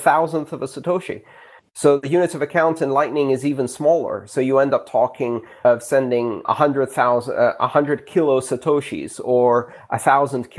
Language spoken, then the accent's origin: English; Greece; moved away; When I grew up in Greece